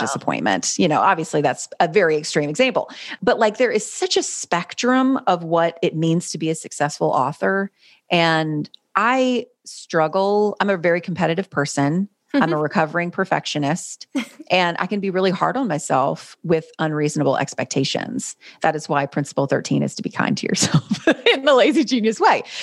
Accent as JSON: {"language": "English", "region": "North Carolina", "country": "United States", "tie": "born or raised there", "said": "grew up in North Carolina. I was, I've lived in the same city my whole life"}